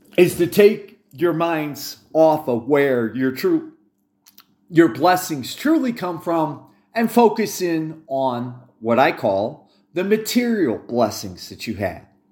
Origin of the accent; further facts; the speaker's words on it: United States; I'm an American by accident of birth